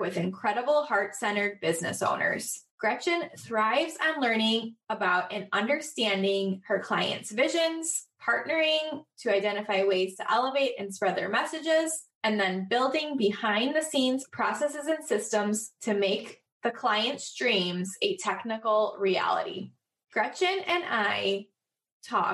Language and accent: English; Chicago, Illinois, United States; I'm from Chicago